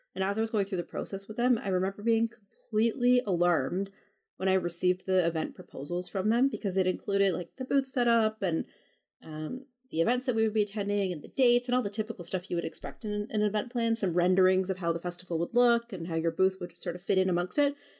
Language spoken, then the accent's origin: English; Canada; I'm Canadian.